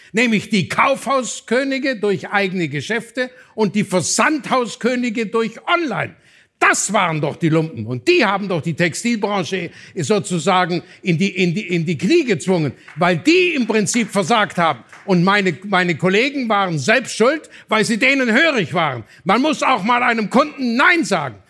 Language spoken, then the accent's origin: German; Swabia, Baden-Württemberg, Germany; als Schwabe